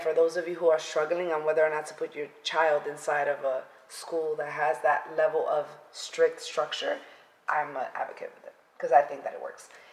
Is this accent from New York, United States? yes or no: yes; New York City, New York, United States; moved away; I am originally from the Bronx, and I grew up and was raised there.